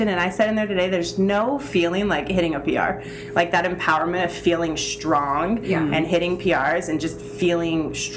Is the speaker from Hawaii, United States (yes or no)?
yes; Hawaii, United States; I was born and raised in Hawaii